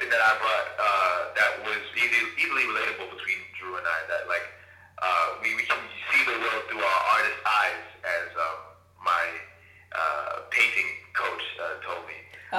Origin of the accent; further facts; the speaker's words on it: Jamaica; But I'm also Jamaican.